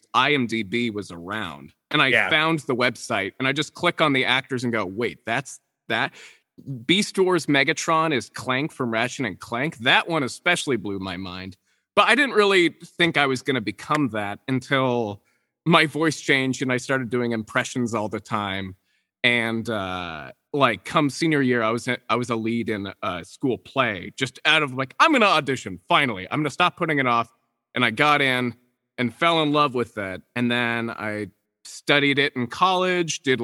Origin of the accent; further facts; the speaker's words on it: Portland, Oregon, United States; I was born and raised in Portland, Oregon.